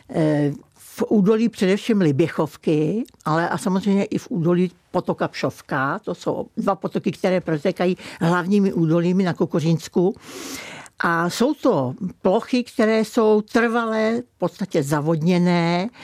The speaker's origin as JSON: {"language": "Czech", "town": "Kokořín", "region": "Central Bohemian Region", "country": "Czechia", "tie": "born or raised there", "said": "No, tak já jsem přímo z Kokořínska a přímo z Kokořína. Takže já jsem vlastně v centru, eh, Kokořínské oblasti a jsem tam od narození"}